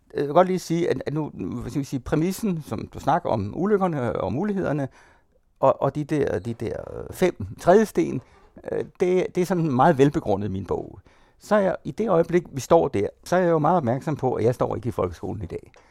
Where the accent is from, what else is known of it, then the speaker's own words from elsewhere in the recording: Denmark; jeg er dansker, det er en identitet.